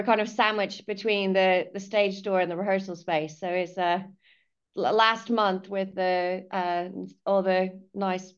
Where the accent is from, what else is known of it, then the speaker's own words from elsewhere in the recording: California, United States; moved away as an adult; also born or lived in London; now in Cornwall, United Kingdom; I'm originally from California. But I moved to London when I was a student and then moved to Cornwall about 13 years ago